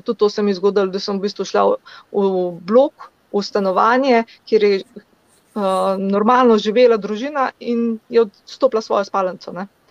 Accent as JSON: {"language": "Slovenian", "country": "Slovenia", "said": "sem iz Slovenije"}